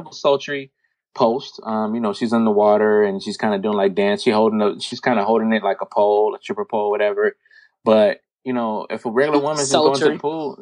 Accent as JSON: {"language": "English", "country": "United States", "tie": "born or raised there", "said": "because I was raised here in America"}